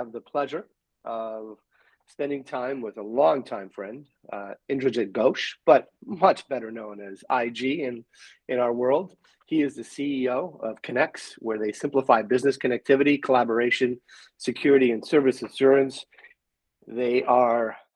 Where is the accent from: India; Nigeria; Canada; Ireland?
Canada; now in United States; I'm from a little closer, but I'm from Canada